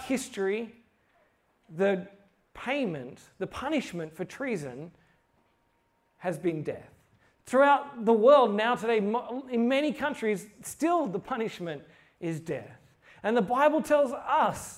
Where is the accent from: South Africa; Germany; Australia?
Australia; I'm from Australia